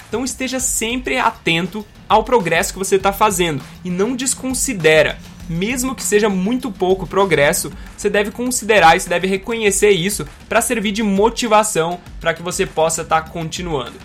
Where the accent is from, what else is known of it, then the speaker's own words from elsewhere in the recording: Gaúcho, Rio Grande do Sul, Brazil; eu sou gaúcho